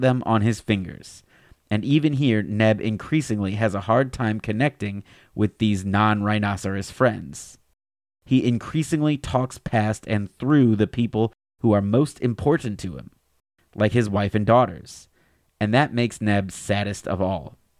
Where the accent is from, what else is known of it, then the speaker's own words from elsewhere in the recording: Alabama, United States; my home state of Alabama